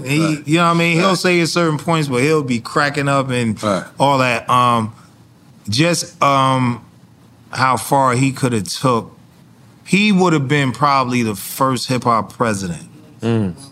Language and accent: English; New Jersey, United States; I came from Jersey, and the homie in the 500E